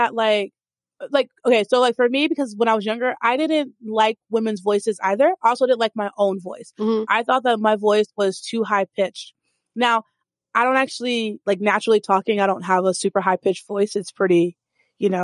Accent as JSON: {"language": "English", "region": "Texas", "country": "United States", "tie": "born or raised there", "also_born_or_lived": "Dallas-Fort Worth / Austin", "said": "I grew up in Texas."}